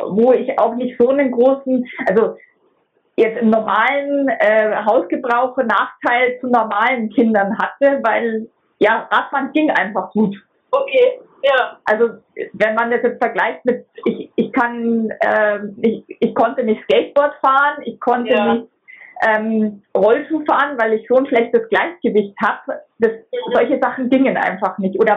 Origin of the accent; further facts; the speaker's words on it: Munich, Bavaria, Germany; born there; moved away; ich bin in München geboren, ich lebe aber schon seit 2005 am Bodensee.